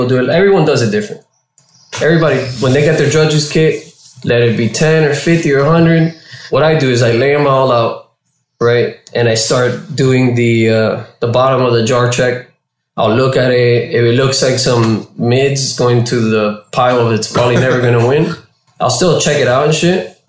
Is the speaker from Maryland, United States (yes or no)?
no; Miami, Florida, United States; moved away as an adult; also born or lived in Washington; now in California, United States; I'm a dude from Miami, Florida. Cuban out there